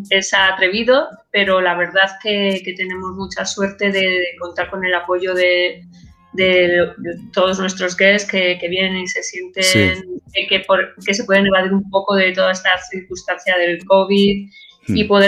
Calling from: Madrid, Community of Madrid, Spain; Desde Madrid

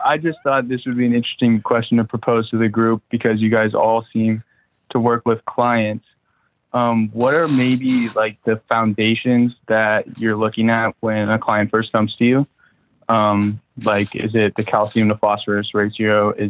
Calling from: San Diego, California, United States; I'm calling from San Diego.

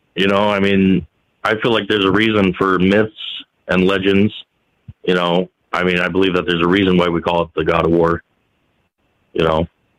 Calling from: North Carolina, United States; Oh, hey, Mike. This is … from North Carolina.

